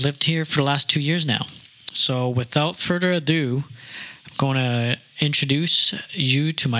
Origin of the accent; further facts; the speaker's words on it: Richmond, British Columbia, Canada; moved away as an adult; also born or lived in Calgary; now in St. John's, Canada; I grew up in Richmond, BC, and throughout the years I've also lived in Calgary and now St. John's, Newfoundland.